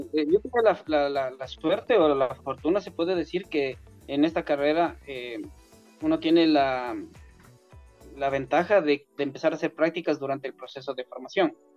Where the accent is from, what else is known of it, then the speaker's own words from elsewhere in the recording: Quito, Pichincha, Ecuador; yo nací en Quito, Ecuador una familia clase media